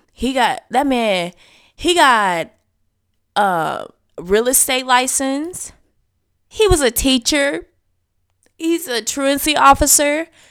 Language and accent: English; the South, United States; I was raised in the South